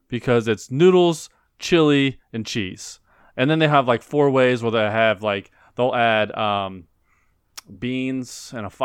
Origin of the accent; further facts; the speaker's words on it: Cincinnati, Ohio, United States; But growing up in Cincinnati, Skyline's one of the things that, you know, you eat.